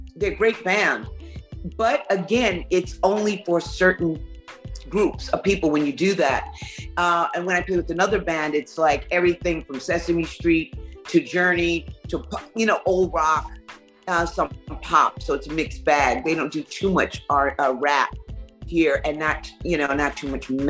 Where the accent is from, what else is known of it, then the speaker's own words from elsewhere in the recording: New York City, New York, United States; now in South Carolina, United States; I'm from New York City, where it's eclectic